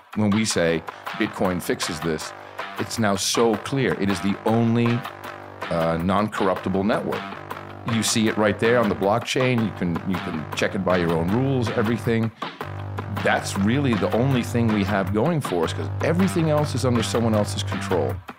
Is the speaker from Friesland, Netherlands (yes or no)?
no; Amsterdam, North Holland, Netherlands; now in United States; I grew up in Amsterdam